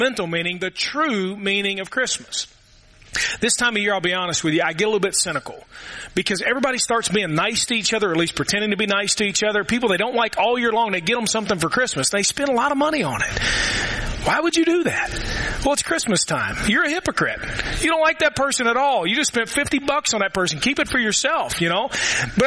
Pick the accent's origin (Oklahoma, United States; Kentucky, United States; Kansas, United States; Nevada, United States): Kentucky, United States; Louisville; now in Murray, United States; We had a neighborhood when I grew up in Louisville